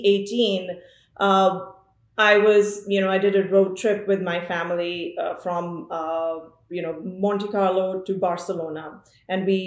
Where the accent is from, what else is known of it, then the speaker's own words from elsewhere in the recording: Amritsar, Punjab, India; moved away as an adult; now in Sonoma, United States; I am born, brought up in, I'm from Amritsar, which is a city in Punjab in India.